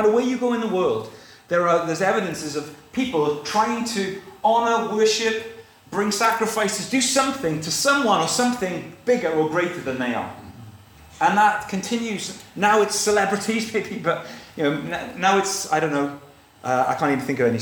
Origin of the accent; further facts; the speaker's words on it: South Wales, United Kingdom; I grew up in South Wales, and I could look across at the Brecon Beacons